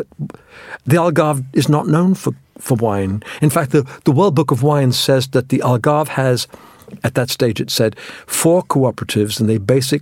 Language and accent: English; England, United Kingdom; also born or lived in India; I was born in India, and by the time I had my 8th birthday in England.